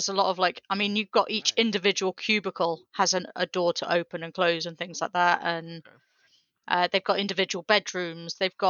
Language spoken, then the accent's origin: English; England, United Kingdom; accent: English; my English accent